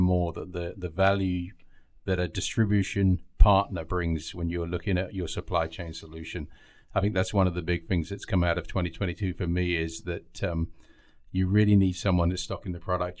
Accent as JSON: {"language": "English", "region": "England", "country": "United Kingdom", "moved": "as an adult", "lives_now": "United States", "said": "So I hail from England originally, um, and I've been over here about ten years."}